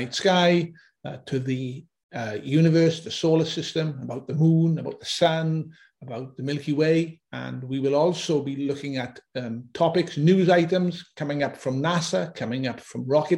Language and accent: English; Auckland, New Zealand; I'm from Auckland, New Zealand